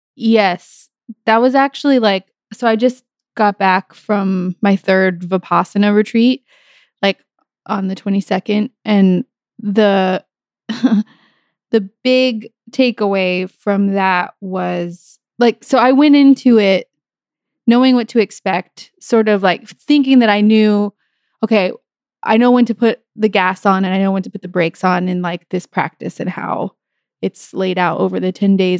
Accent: New Mexico, United States; I grew up in New Mexico

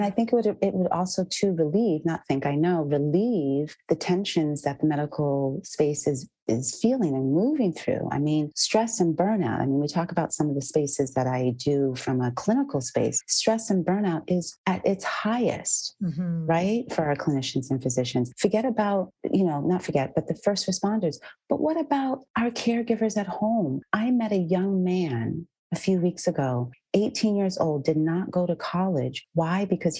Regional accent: Massachusetts, United States; I grew up in Massachusetts as well.

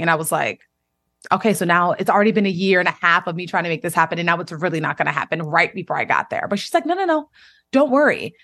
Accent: United States; I grew up, um, in the D M V, the Washington, D C area, between Maryland and Washington, D C

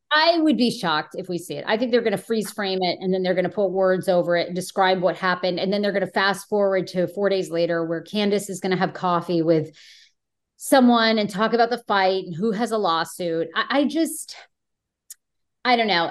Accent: Washington, District of Columbia, United States; moved away; my hometown of Washington, D C, where I was for fifteen years

